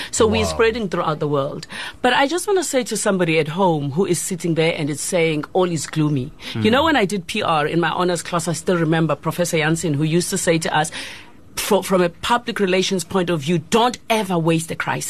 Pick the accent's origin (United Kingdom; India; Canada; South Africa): South Africa; But also, the good news is that we are South African.